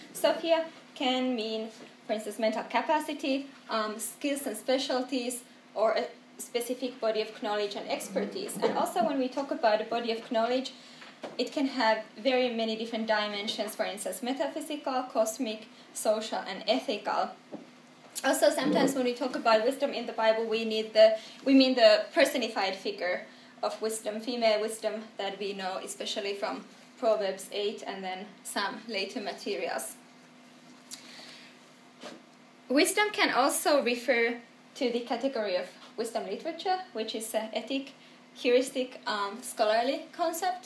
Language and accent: English; Helsinki, Uusimaa, Finland; also born or lived in Manchester / New Haven / Jerusalem; I come from Helsinki